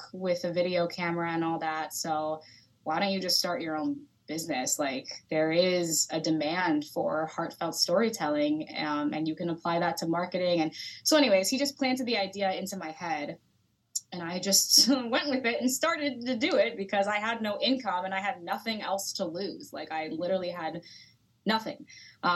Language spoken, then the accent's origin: English; Sacramento, California, United States; moved away as an adult; also born or lived in Los Angeles, California / Sioux City, Iowa; I am originally from Sacramento, California. I grew up there